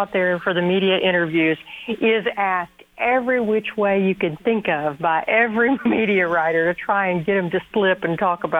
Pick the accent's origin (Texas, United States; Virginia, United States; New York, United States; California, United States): Texas, United States; I grew up in Texas and was an Aggie for most of my life.